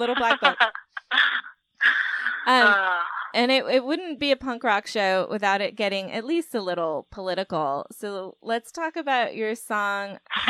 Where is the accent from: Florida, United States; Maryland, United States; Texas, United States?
Florida, United States; South; I grew up in South Florida.